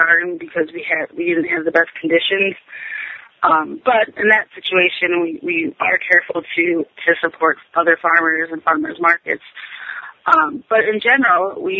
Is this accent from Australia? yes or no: no; Wisconsin, United States; moved away; I grew up in Wisconsin